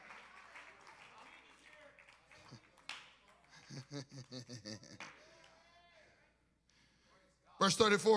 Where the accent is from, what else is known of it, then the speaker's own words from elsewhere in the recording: Alabama, United States; moved away; I ain't from here, I'm from Alabama